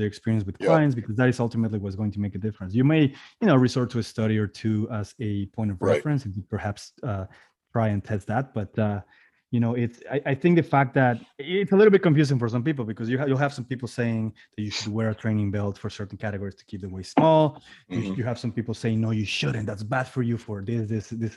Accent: Mexico; moved away; I'm originally from Mexico.

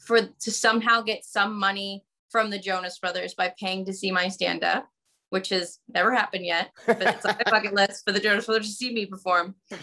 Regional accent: Texas, United States; I'm from Texas.

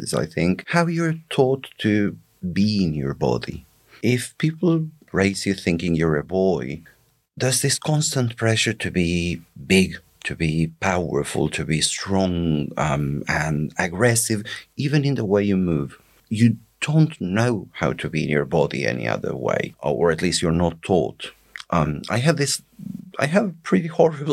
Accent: northeastern Argentina, Argentina; now in United Kingdom; I grew up in a town that shall remain nameless in northeastern Argentina.

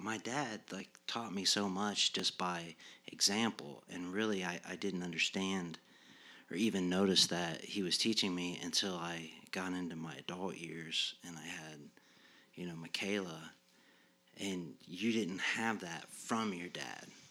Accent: Muncie, Indiana, United States; I was raised here in Muncie. I, I went to Yorktown High School on K through twelve.

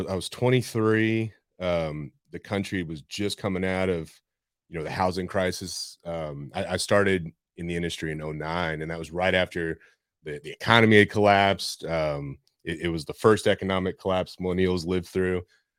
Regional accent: San Antonio, Texas, United States; I was born, raised here, left for school, high school, college, spent a couple of years doing different things in Arizona, California, and decided to come back here.

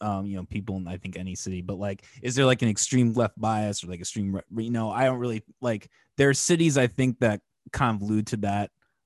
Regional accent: Iowa, United States; And I grew up in Northwest Iowa.

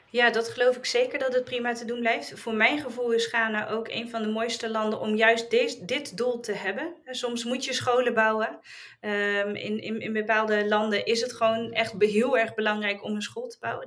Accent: Netherlands; wij als Nederlanders

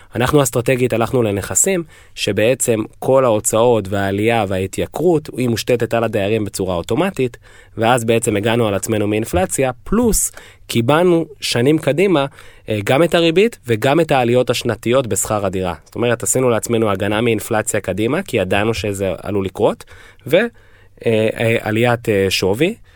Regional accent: Israel; now in United States

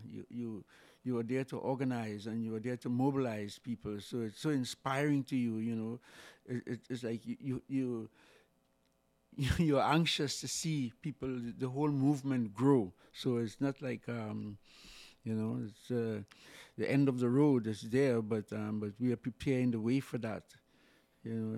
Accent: Siparia, Trinidad & Tobago; also born or lived in Saint James, Port of Spain; I was born in Sapari in Trinidad and went on to move to the city around fifteen years.

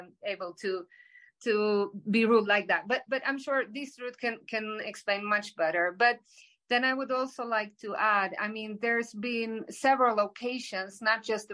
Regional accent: Sweden; we are many Swedes

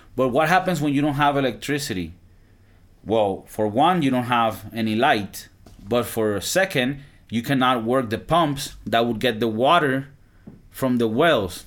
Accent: Valencia, Carabobo, Venezuela; moved away; my hometown in Venezuela. I'm from Valencia, Venezuela.

